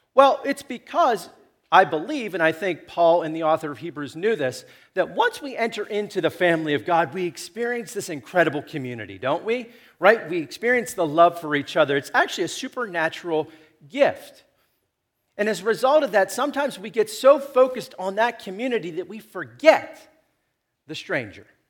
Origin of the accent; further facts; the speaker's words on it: Chicora, Pennsylvania, United States; I come from Shakora